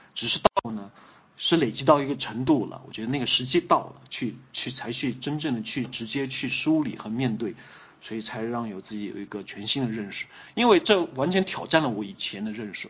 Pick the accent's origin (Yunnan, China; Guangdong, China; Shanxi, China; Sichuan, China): Yunnan, China; Kunming; 出生，成长都在昆明，读无锡